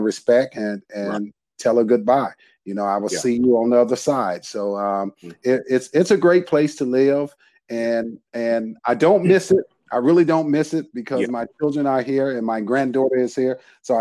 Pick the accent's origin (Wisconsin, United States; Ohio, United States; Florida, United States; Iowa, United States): Wisconsin, United States; Racine; moved away as an adult; now in San Antonio, United States; I was born and raised in Racine, Wisconsin